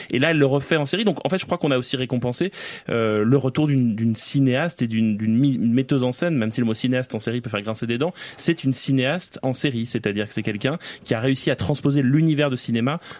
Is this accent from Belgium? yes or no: no; France; Oui, on est français et on peut faire ça.